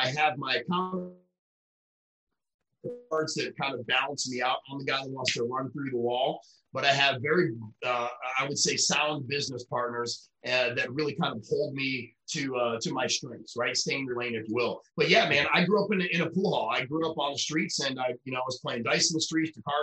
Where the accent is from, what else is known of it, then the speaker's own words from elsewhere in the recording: Rochester, New York, United States; also born or lived in Missouri; now in Florida, United States; I was born in upstate New York in Rochester, and I moved to Missouri for about 8 years